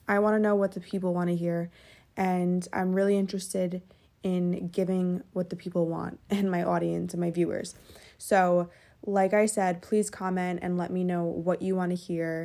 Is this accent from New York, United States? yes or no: yes; Westchester, New York, United States; also born or lived in Fairfield, Connecticut; I'm from Westchester, New York